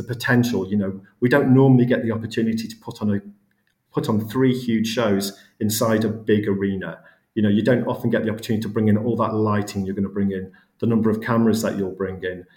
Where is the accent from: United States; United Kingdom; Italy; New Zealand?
United Kingdom; the North West, North West England; I'm from the Northwest originally, I'm not far from Liverpool